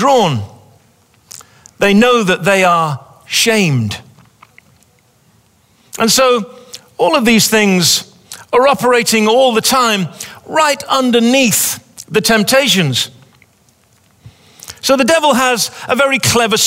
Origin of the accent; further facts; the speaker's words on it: England, United Kingdom; moved away as an adult; also born or lived in Pawleys Island, South Carolina; now in South Carolina, United States; we're English people